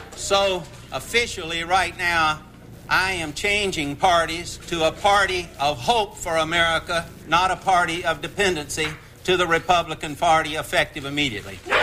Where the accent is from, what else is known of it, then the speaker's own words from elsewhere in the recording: the South, United States; a party that I grew up with in the South